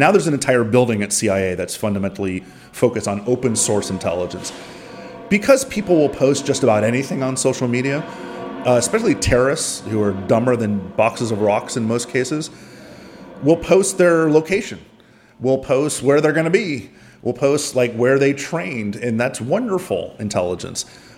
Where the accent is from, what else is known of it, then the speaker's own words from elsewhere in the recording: Miami, Florida, United States; I'm from Miami.